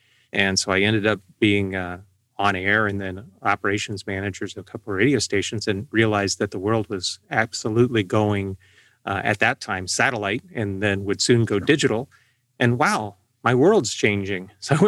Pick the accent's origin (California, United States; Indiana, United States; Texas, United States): Indiana, United States; Valparaiso; And I grew up on the South Shore of Lake Michigan in Valparaiso, Indiana, listening to the enormous AM 89 WLS